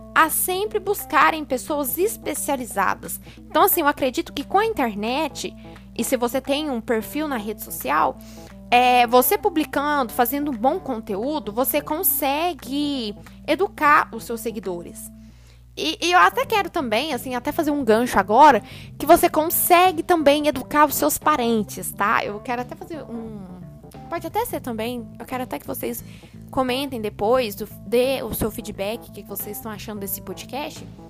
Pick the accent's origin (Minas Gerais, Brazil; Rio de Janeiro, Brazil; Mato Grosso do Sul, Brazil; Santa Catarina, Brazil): Minas Gerais, Brazil; Uberlândia; Sou de Uberlândia, Minas Gerais